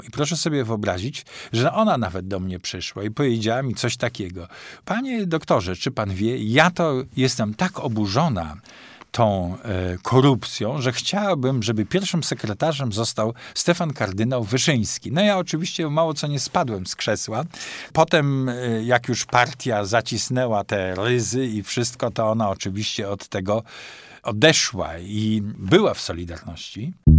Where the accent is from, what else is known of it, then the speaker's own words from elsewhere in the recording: Toruń, Kuyavian-Pomeranian Voivodeship, Poland; moved away as an adult; now in Poznań, Poland; przybyłem e, z Torunia, tam skończyłem w 74 roku studia